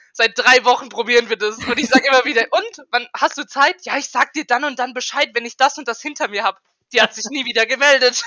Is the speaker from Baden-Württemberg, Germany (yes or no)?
yes; Karlsruhe, Baden-Württemberg, Germany; now in Esslingen, Germany; ich komme ursprünglich aus Karlsruhe und wohne jetzt in Esslingen